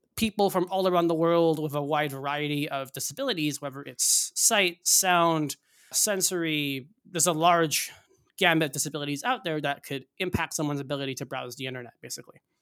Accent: Northeast, United States; I grew up in the Northeast

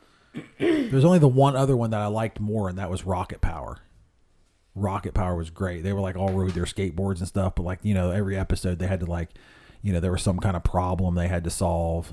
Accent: Whitehall, Ohio, United States; I grew up in Whitehall

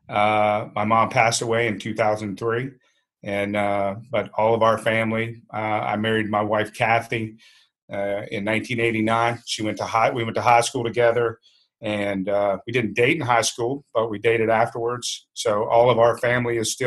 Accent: Shenandoah Valley, Virginia, United States; also born or lived in Fairfax, Virginia; Young kid in Virginia.

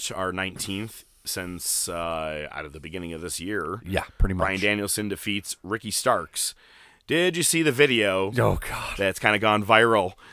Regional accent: Winnipeg, Manitoba, Canada; someone go back to Toronto. I'm from Winnipeg, you idiot.

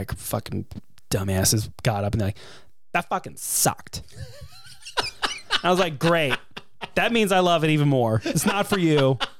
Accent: the South, United States; I'm a Southerner.

